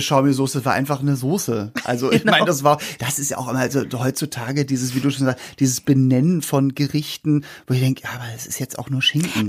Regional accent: Hamburg, Germany; bei uns in Hamburg gab es halt Senfeier

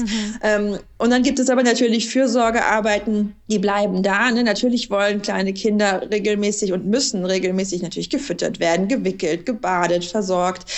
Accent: West Germany, Germany; ich bin in Westdeutschland ja, aufgewachsen, in der Provinz

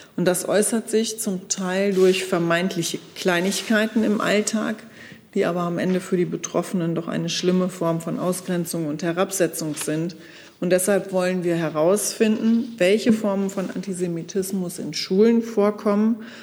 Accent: Germany; ich bin groß geworden in dem Selbstverständnis, dass in unserem Land

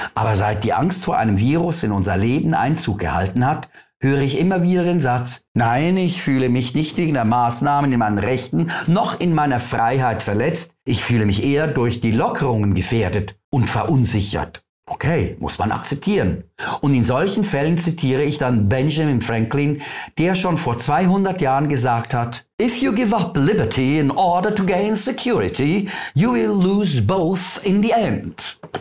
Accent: Switzerland

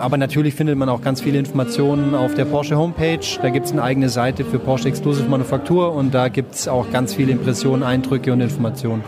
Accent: near Zuffenhausen, Baden-Württemberg, Germany; ich bin in der Nähe von Zuffenhausen aufgewachsen

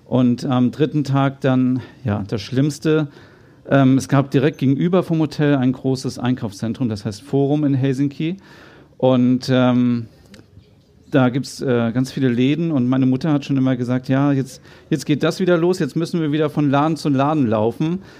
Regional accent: Kaltenkirchen, Schleswig-Holstein, Germany; born there; also born or lived in Hannover; Ich bin ja selber äh, Norddeutscher, ich bin in Kaltenkirchen geboren, das wissen wahrscheinlich auch nur die wenigsten, äh, und dann nach Hannover gezogen.

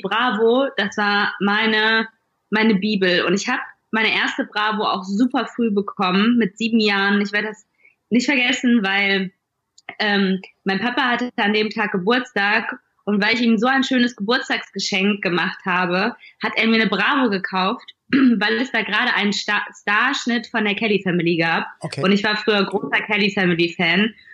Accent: Duisburg, North Rhine-Westphalia, Germany; moved away as an adult; now in Berlin, Germany; Ich bin nicht in Berlin groß geworden, ich komme aus Duisburg

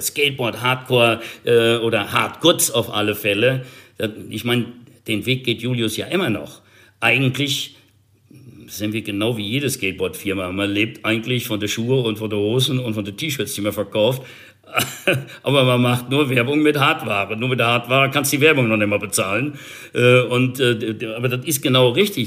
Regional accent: Germany; Bei uns in Deutschland

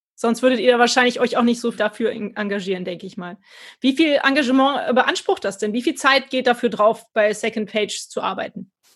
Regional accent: Cologne, North Rhine-Westphalia, Germany; als Kölner

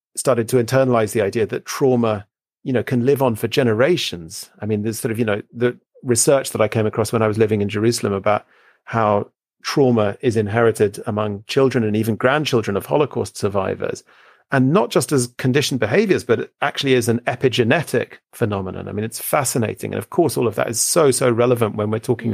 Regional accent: United Kingdom; I grew up here in Britain

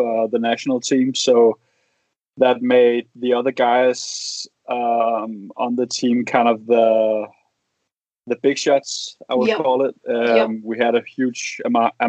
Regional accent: Copenhagen, Capital Region of Denmark, Denmark; moved away as an adult; now in Odense, Denmark; I'm from Copenhagen.

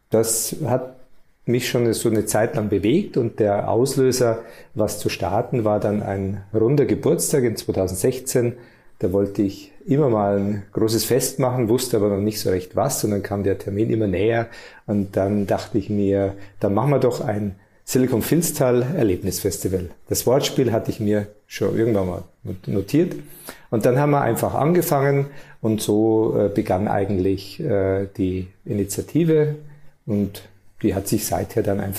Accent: Bavaria, Germany; geboren und aufgewachsen in Niederbayern, lebe hier mit meiner Familie

